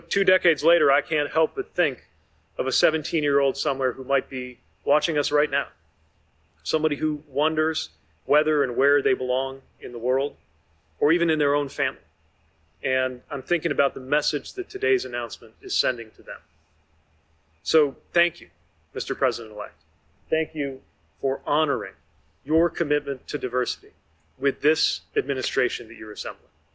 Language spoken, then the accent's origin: English; South Bend, Indiana, United States; My hometown, South Bend, Indiana